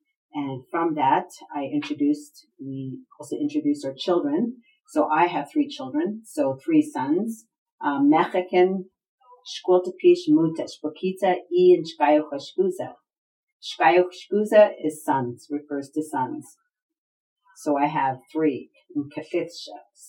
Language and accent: English; Lillooet, British Columbia, Canada; now in Tlutumluch Dishkwatmuk territory; And then I'm from Luluit, but yet I'm not living there. So I'm physically living in the Tlutumluch Dishkwatmuk territory.